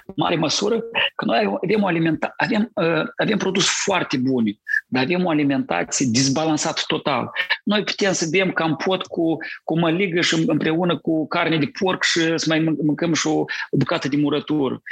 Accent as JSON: {"language": "Romanian", "town": "Cărpineni", "region": "Hîncești District", "country": "Moldova", "tie": "born or raised there", "said": "m-a născut eu în Republica Moldova, în satul Cărpineni"}